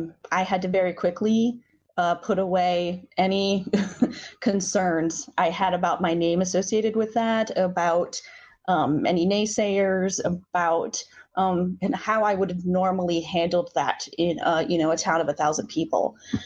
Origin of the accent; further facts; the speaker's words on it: Inwood, United States; I grew up in a blue household.